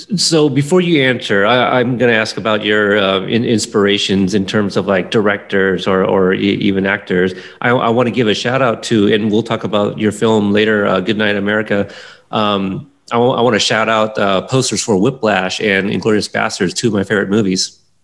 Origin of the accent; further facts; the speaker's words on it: Pacific Northwest, United States; also born or lived in Texas; I grew up in the Pacific Northwest here most of my life